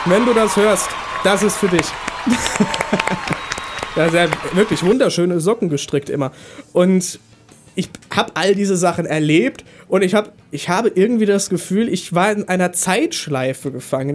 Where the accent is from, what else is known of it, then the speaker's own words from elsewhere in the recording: Neustadt, Hesse, Germany; Neustadt Hessen, okay. wo ich herkomme